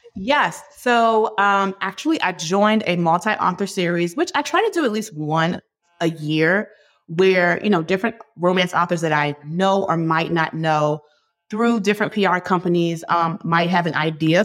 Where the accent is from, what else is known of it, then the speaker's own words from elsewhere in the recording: Hampton, Virginia, United States; We grew up together in Hampton, Virginia